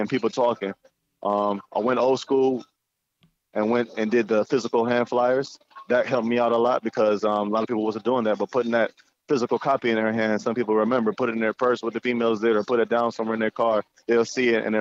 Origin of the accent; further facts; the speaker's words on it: Cleveland Heights, Ohio, United States; also born or lived in Jamaica / Toledo, Ohio; I moved here at the age of 5 in 97. Grew up in the Cleveland Heights area